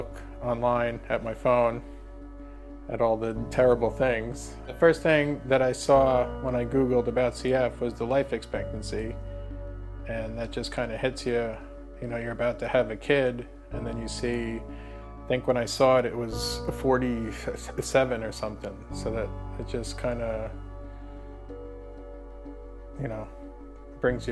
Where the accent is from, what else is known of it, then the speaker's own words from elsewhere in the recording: Baiting Hollow, New York, United States; I grew up in Bating Hollow, New York